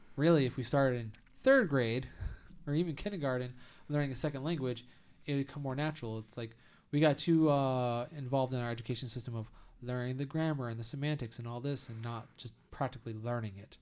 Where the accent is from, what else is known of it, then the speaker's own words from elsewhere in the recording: United States; as an American